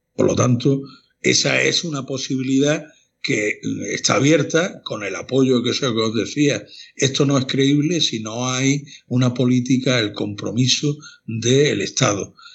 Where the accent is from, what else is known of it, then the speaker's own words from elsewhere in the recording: Málaga, Andalusia, Spain; moved away as an adult; now in Granada, Spain; Yo no soy granadino de, nacimiento, pero soy malagueño, pero granadino de adscripción